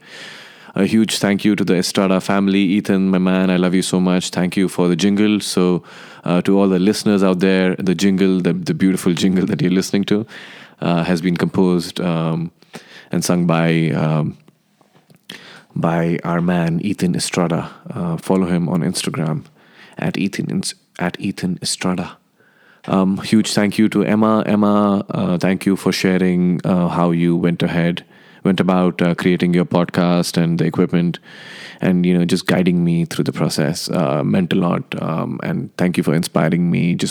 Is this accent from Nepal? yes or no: yes; Nepal; also born or lived in India; now in Los Angeles, United States; I am from India and I grew up in Nepal.